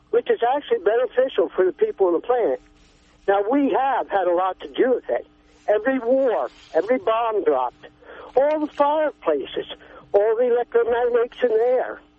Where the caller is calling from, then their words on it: California, United States; Oh, I'm uh, from here, uh, Southern Humboldt, I guess you'll say.